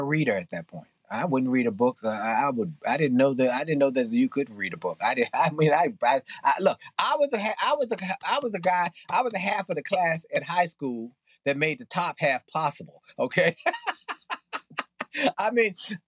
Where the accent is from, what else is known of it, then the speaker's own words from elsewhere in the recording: Washington, District of Columbia, United States; I grew up in Washington, D.C.